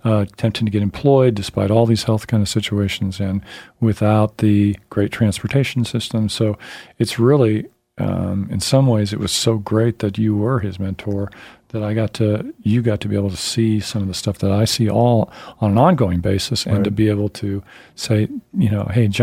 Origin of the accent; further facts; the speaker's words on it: Overland Park, Kansas, United States; moved away; We're both from Overland Park, Kansas